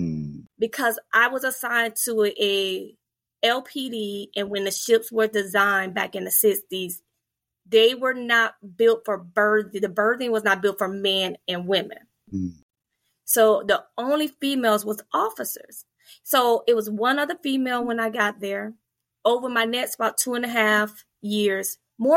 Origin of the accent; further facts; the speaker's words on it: Fort Pierce, Florida, United States; moved away as an adult; I grew up in a very mixed, diverse community. I'm from Fort Pierce, Florida, and it's very mixed.